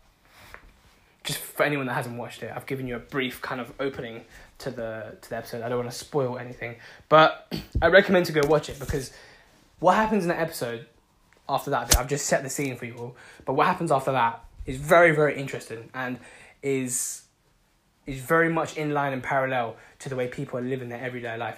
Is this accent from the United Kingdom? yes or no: yes; London, United Kingdom; I'm from London